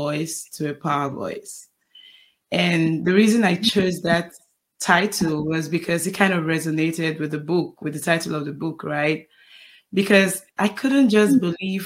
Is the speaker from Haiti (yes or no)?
no; Nigeria; now in United States; My family, most of my family live in Nigeria because I'm from Nigeria